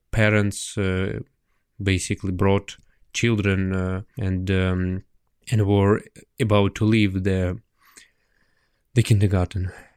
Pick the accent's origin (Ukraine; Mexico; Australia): Ukraine